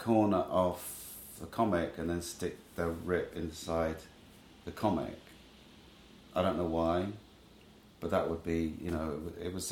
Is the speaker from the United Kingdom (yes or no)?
yes; Trowbridge, South West England, United Kingdom; moved away as an adult; also born or lived in Japan / London; now in New York, United States; Grew up in Trowbridge, Wiltshire